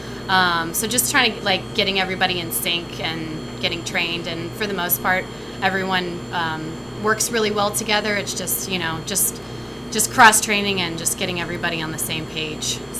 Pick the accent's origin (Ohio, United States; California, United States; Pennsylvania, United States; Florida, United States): Florida, United States; also born or lived in Texas; now in Seattle, United States; I'm originally from Florida